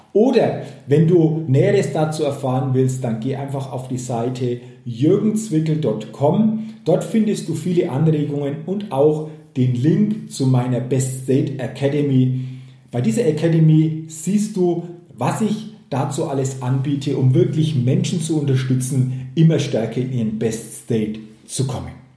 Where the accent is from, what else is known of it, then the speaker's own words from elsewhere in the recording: Germany; hier bei uns in Deutschland